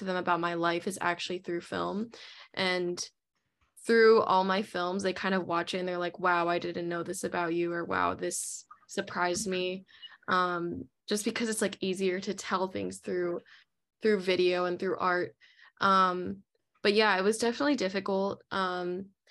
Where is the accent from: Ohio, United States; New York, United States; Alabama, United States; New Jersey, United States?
New Jersey, United States; moved away as an adult; now in Brooklyn, United States; Currently living in Brooklyn right now for school. I'm in my last semester, but I'm from New Jersey